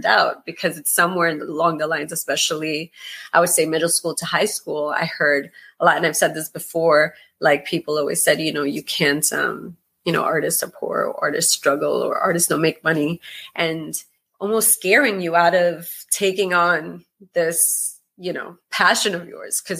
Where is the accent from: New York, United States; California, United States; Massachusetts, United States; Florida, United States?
New York, United States; New York City; I'm from Greenpoint, Brooklyn. And my family's Colombian.